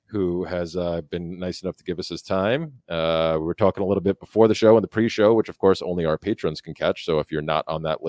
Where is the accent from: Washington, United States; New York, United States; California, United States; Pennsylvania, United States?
New York, United States; moved away; up in New York, where I'm from originally